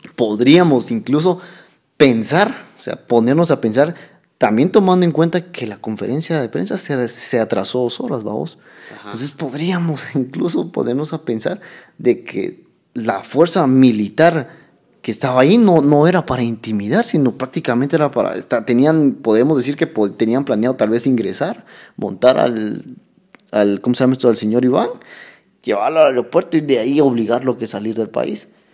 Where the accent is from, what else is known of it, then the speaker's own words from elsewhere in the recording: Guatemala; el Estado de Derecho que tenemos como guatemaltecos